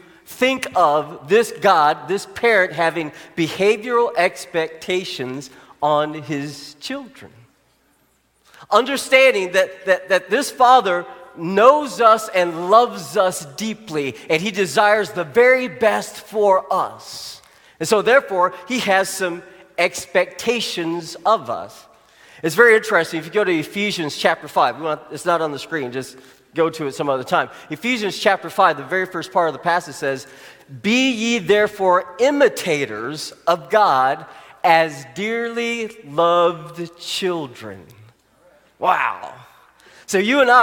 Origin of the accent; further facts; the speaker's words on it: Arkansas, United States; where I grew up in Arkansas